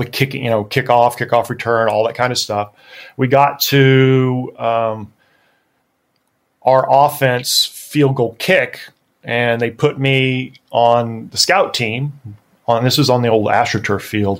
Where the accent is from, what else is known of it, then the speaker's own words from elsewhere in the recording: Texas, United States; moved away as an adult; I was from Texas. I was the only Texan on the squad